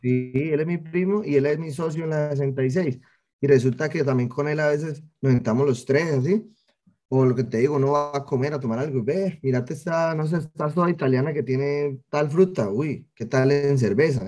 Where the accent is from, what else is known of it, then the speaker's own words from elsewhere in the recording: Cali, Valle del Cauca, Colombia; also born or lived in Florencia, Caquetá; yo nací en Florencia, Caquetá, eh, acá en Colombia, me trajeron de un año para Cali, entonces me considero como muy caleño, llevo 27 años aquí